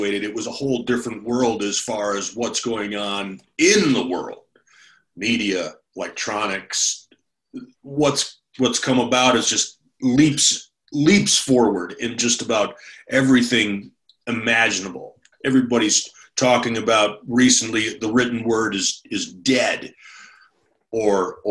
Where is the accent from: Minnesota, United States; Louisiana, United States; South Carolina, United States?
Minnesota, United States; also born or lived in California; now in Jackson, United States; being a Minnesotan